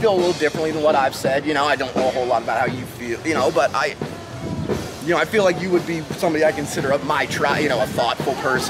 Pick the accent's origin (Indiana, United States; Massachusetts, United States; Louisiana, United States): Indiana, United States; also born or lived in Colorado; I'm out here from Colorado, you know, from southern Indiana, you know, so for 30 years, I grew up with nothing but, you know, dirt bags and, you know, flat land.